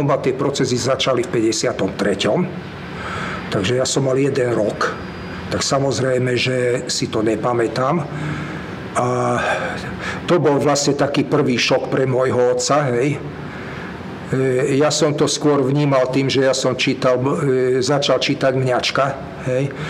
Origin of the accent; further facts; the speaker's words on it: Slovakia; moved away as an adult; now in Israel; som z Československa